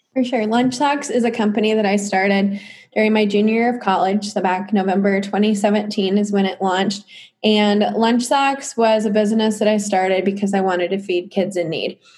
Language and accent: English; Clinton, United States; I'm just from Clinton